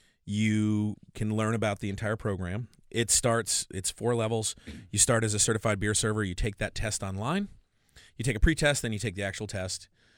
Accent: Washington, United States; Oh, they don't have, you know, I'm from Washington State.

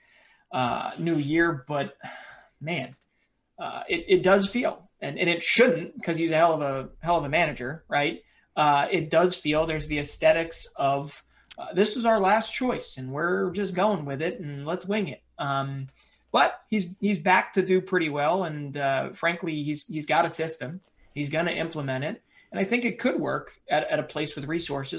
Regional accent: United States; accent: American; my American accent.

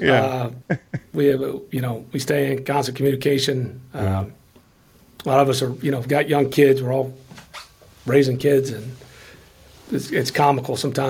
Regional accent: Memphis, Tennessee, United States; now in Atlanta, United States; growing up in Memphis

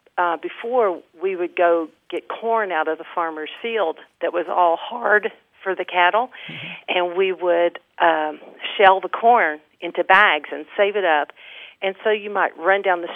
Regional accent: Augusta, Kentucky, United States; now in Lexington, United States; in my little hometown in northern Kentucky

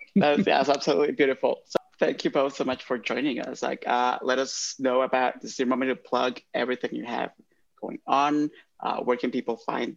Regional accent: Honduras; moved away; I grew up in Honduras

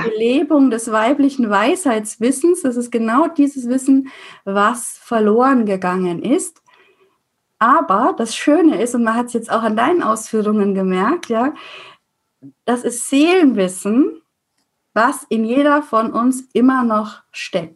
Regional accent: Franconia, Bavaria, Germany; als Fränkin

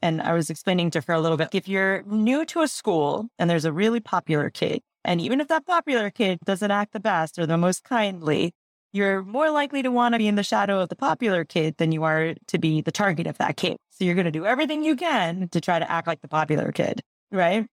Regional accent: New Jersey, United States; first language Gujarati; moved away as an adult; also born or lived in Philadelphia / Atlanta / Seattle; I grew up in New Jersey in the nineteen eighties

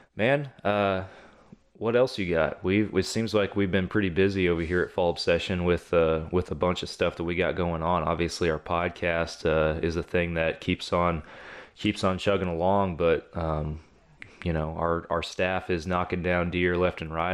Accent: Texas, United States; I'm from Texas. I've hunted outside of the state of Texas twice in my life

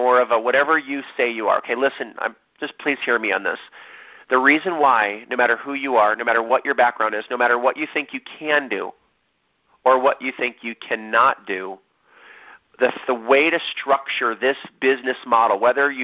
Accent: Ohio, United States; now in San Diego, United States; how long it takes to get from my hometown to San Diego, California

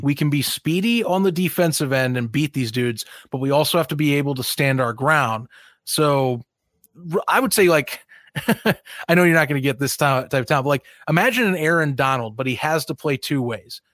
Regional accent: near Chicago, Indiana, United States; I grew up near Chicago

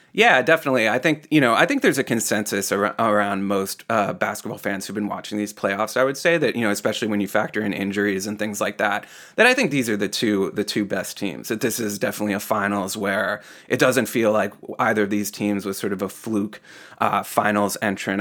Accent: Boston, Massachusetts, United States; as a Bostonian

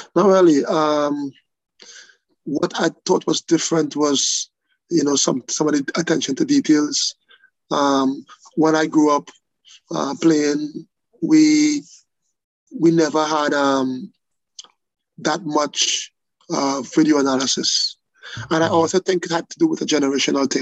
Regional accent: Trinidad & Tobago; moved away; growing up in Trinidad

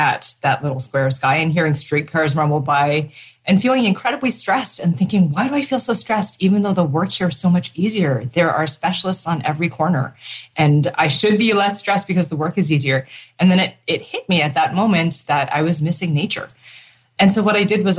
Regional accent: Toronto, Ontario, Canada; moved away as an adult; now in Vancouver, Canada; growing up in Toronto, in a suburb of Toronto

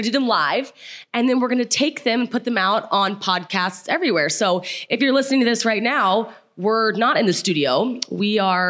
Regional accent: Midwest, United States; we weren't too fond of each other because we're both from the Midwest.

